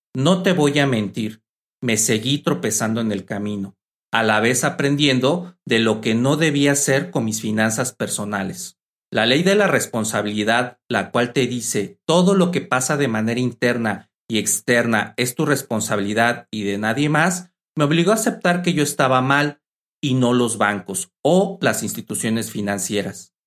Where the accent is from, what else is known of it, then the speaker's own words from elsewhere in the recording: Mexico; mi país México